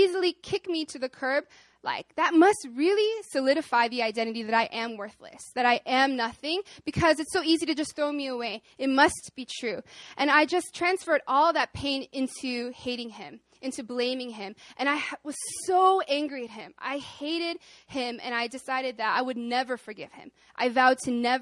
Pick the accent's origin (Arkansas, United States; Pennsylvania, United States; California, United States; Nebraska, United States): Arkansas, United States; moved away as an adult; now in South Korea; I'm from Arkansas